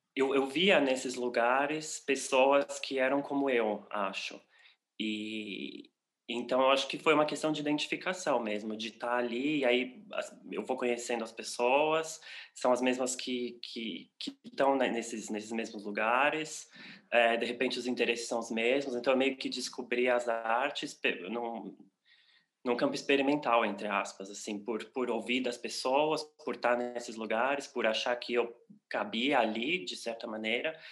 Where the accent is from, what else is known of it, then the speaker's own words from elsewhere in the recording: São Paulo, Brazil; moved away as an adult; now in Berlin, Germany; eu sou brasileiro, paulista, paulistano, de São Paulo. É, moro em Berlim há seis anos já